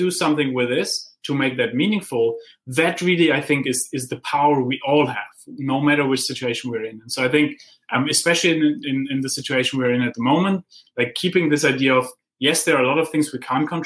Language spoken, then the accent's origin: English; Heidelberg, Baden-Württemberg, Germany; I grew up in Heidelberg, where Goethe and Schiller wrote their poems on the philosopher's way